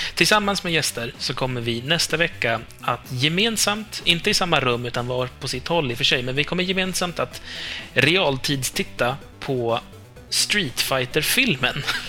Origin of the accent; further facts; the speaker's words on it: Norrland, Sweden; jag alltid avslöjar mig själv som typ norrlänning